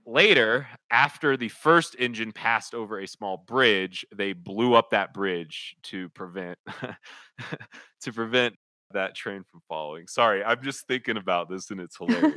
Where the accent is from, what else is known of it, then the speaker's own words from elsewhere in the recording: Kansas City, United States; I grew up in Kansas City